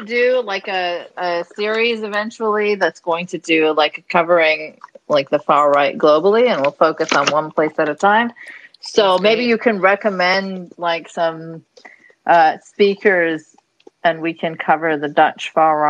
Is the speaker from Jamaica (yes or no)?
no; Saudi Arabia; also born or lived in Ontario, Canada; now in Canada; growing up in Saudi